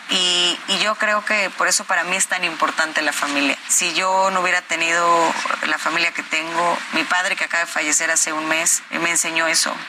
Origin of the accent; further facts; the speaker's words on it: State of Mexico, Mexico; soy hija del Estado de México, nacida, crecida, sufrida